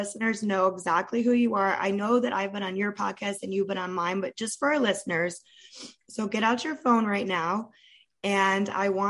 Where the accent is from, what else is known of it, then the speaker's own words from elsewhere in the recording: Ohio, United States; moved away; I'm from Ohio